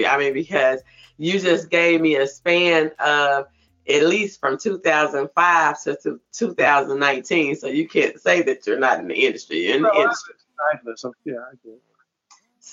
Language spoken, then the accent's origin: English; Arkansas, United States; I'm from Arkansas. I'm right across from Memphis.